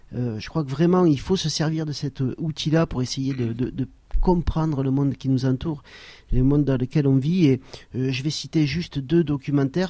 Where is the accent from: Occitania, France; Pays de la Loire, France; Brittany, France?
Occitania, France; Saint-Girons area; la montagne autour de Saint-Giron et, ça c'était aussi très bien puisque c'est un peu ma région d'origine